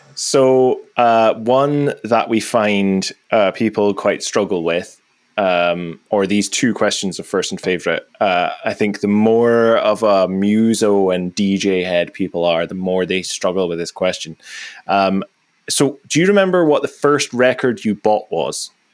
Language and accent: English; Aberdeen, Scotland, United Kingdom; I'm from Aberdeen